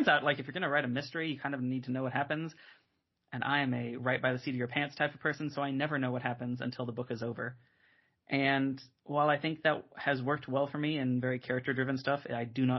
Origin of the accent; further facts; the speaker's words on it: Kansas City, Missouri, United States; born and raised in Kansas City, Missouri